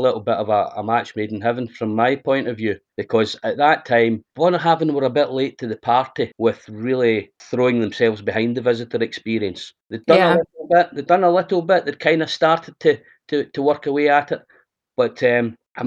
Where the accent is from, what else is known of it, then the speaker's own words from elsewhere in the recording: Helensburgh, Scotland, United Kingdom; moved away as an adult; now in Islay, United Kingdom; I'm originally from the town of Helensburgh. For those that are unaware, Helensburgh sits on the banks of the River Clyde, and it's about 20 miles west of Glasgow. So that's where I was born and brought up.